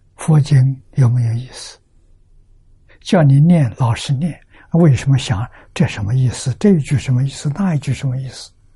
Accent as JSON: {"language": "Chinese", "country": "China", "said": "我们中国人"}